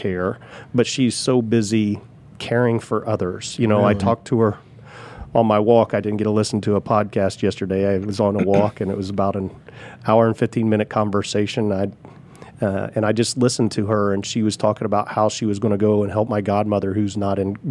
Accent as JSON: {"language": "English", "town": "Richmond", "region": "Indiana", "country": "United States", "tie": "born or raised there", "said": "I grew up in Richmond, Indiana, exit 149A, if you know Tom Raper RV"}